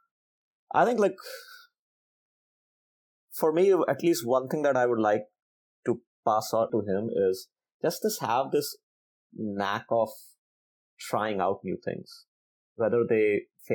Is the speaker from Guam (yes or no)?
no; India; now in United States; growing up in India